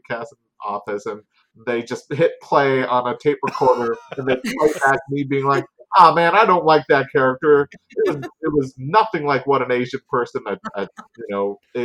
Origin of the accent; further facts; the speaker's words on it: Surrey, British Columbia, Canada; born and raised in Surrey, BC